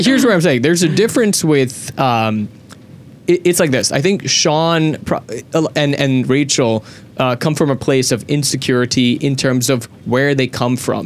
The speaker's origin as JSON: {"language": "English", "country": "Sri Lanka", "said": "me being a Sri Lankan"}